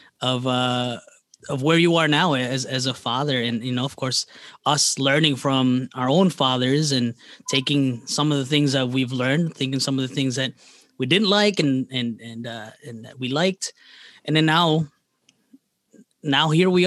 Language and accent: English; New Jersey, United States; now in Midwest, United States; I was from New Jersey